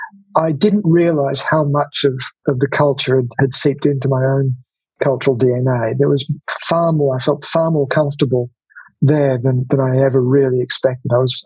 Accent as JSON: {"language": "English", "country": "Australia", "tie": "born or raised there", "said": "the fact that I was born in Australia and really didn't have a great deal of connections to Latvia directly, apart from what was, you know, absorbed through my father's cultural background, which was never really explicitly Latvian."}